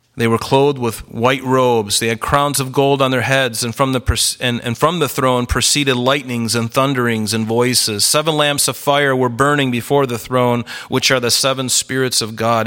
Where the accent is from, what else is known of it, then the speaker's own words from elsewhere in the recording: the South, United States; I grew up in the South